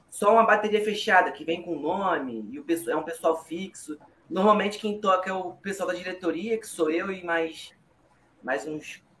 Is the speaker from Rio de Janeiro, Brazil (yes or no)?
yes; Rio de Janeiro, Brazil; A gente, tipo assim, a gente é carioca, a gente gosta muito de carnaval.